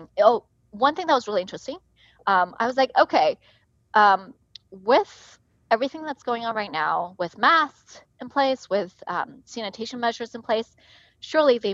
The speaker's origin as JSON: {"language": "English", "town": "Hai'an", "region": "Jiangsu", "country": "China", "tie": "born or raised there", "also_born_or_lived": "Nanjing, China", "moved": "yes", "said": "I was born in the city called Hai'an, China"}